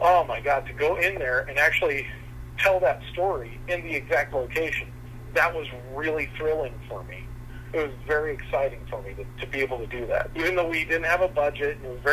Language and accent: English; West Covina, California, United States; I grew up in that area. I grew up in West Covina.